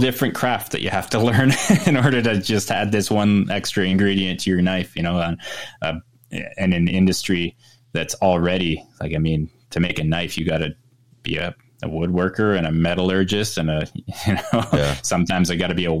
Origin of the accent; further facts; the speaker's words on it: Ontario, Canada; now in British Columbia, Canada; I grew up in Ontario, which is more central east above New York there.